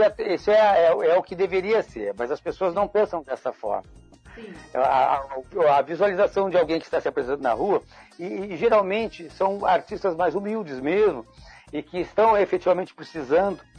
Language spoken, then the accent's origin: Portuguese; Rio Grande do Sul, Brazil; nós viemos do Rio Grande do Sul, e aí é, chegamos no Rio de Janeiro, é, tentando fazer teatro